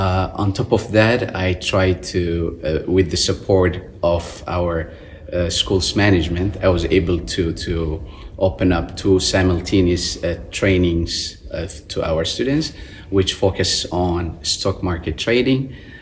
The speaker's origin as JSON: {"language": "English", "town": "Wuhan", "region": "Hubei", "country": "China", "tie": "born or raised there", "second_language": "English", "moved": "as an adult", "lives_now": "Beijing, China", "said": "Then I moved to Beijing from my hometown, Wuhan."}